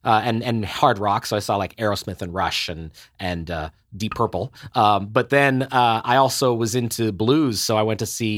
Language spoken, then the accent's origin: English; Helsinki, Uusimaa, Finland; born there; also born or lived in Ottawa / Seoul / Pretoria; And I was born in Helsinki a few years after you, a 70-year kid. My folks and I, my mother is Danish, my folks and I traveled around a great deal. We had a couple of years in Ottawa when I was a kid